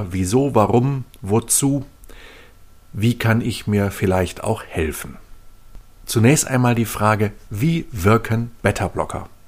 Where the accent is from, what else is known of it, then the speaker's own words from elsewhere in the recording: Northern Germany, Germany; ich komme ja aus Norddeutschland, da gehen viele Menschen segeln.